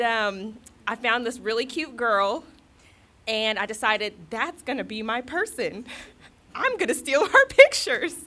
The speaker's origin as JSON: {"language": "English", "region": "California", "country": "United States", "moved": "yes", "said": "I was living in California at the time. I'm from California."}